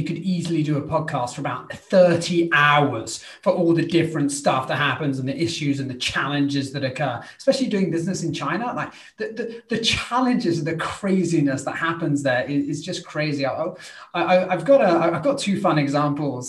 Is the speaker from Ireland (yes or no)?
no; United Kingdom; I'm British